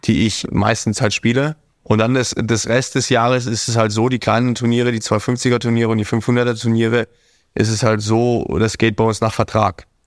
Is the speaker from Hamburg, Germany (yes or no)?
yes; Hamburg, Germany; now in Monaco; Hamburg wird immer meine Heimat sein.